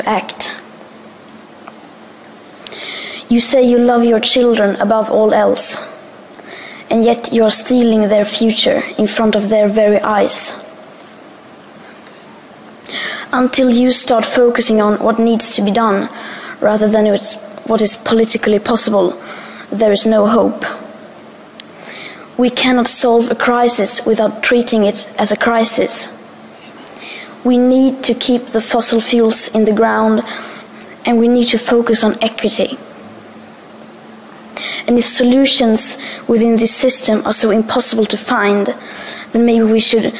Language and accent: English; Sweden; I am 15 years old and I'm from Sweden.